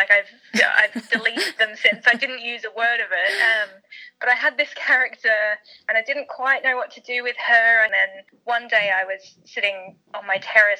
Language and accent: English; Australia; accent: Australian; also born or lived in South Africa / United Kingdom / Canada; And I was born in South Africa, but grew up in Australia, and I've lived in Canada, and now I live here.